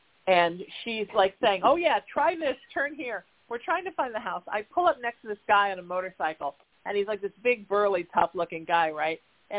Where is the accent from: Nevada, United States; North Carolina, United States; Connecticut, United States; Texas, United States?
Connecticut, United States; But, you know, when I'm from Connecticut, if you're from New England, Kentucky's the South.